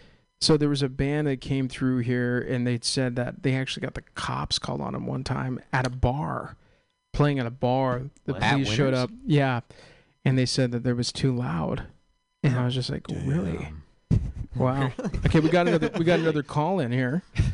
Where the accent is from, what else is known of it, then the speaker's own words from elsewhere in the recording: Walnut Creek, California, United States; And I'm a Bay Area kid.